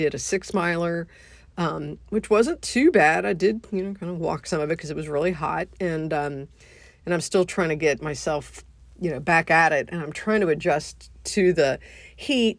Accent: United States; being an American

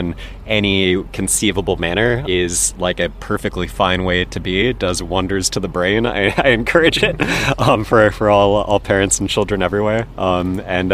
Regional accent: Los Angeles, California, United States; I am born and raised in Los Angeles. I grew up generally around the West Side, so mostly Venice Beach zone

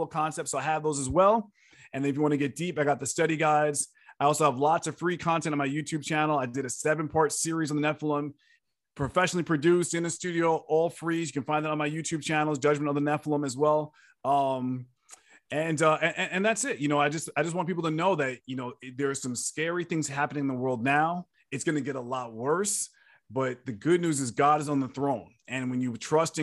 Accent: New York City, New York, United States; now in Texas, United States; I live in Texas now, but I was born and raised in New York

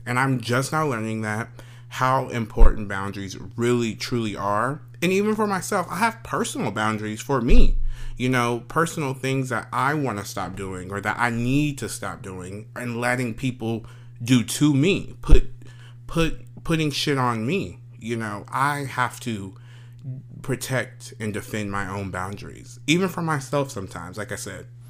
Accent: Paris, Texas, United States; I am a kid from Paris, Texas. Small old country Paris, Texas

